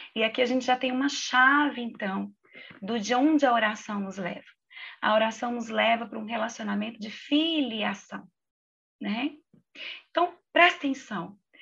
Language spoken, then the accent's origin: Portuguese; Minas Gerais, Brazil; como uma boa mineira